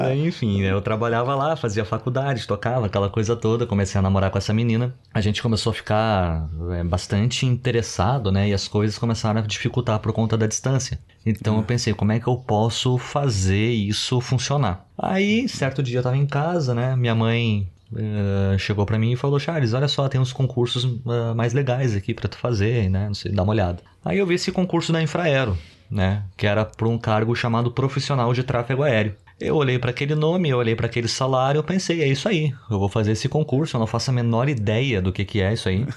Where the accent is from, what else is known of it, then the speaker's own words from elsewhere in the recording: Porto Alegre, Rio Grande do Sul, Brazil; moved away; eu morava com os meus pais em Porto Alegre. Eu sou gaúcho